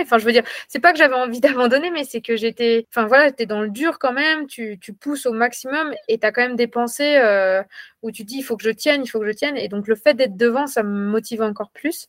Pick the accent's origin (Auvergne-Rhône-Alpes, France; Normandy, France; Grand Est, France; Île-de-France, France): Auvergne-Rhône-Alpes, France; Ambronay; moved away; also born or lived in Toulouse; Je suis originaire de l'Ain, près d'Amberieu-en-Bugey. Euh, voilà, j'ai grandi donc à Ambronay